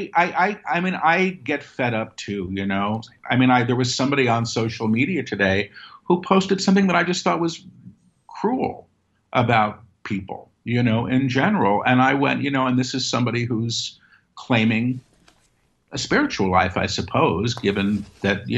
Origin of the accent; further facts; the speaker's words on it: New York City, New York, United States; I grew up in Manhattan.